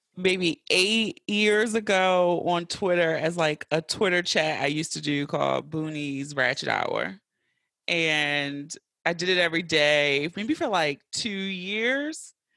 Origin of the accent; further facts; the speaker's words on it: Baltimore, Maryland, United States; I grew up in West Baltimore, like, right at North and Pulaski